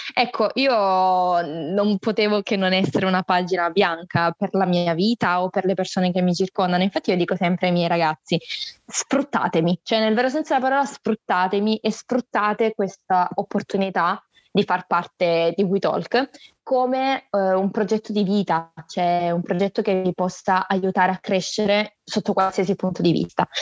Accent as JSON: {"language": "Italian", "area": "Salento, province of Lecce", "region": "Apulia", "country": "Italy", "tie": "born or raised there", "also_born_or_lived": "Varese, Lombardy", "said": "Sono nata a Varese, in Lombardia, ma poi per eh, via del lavoro del mio papà ci siamo trasferiti in Salento, eh, in provincia di Lecce, dove praticamente abito da quando ho due anni"}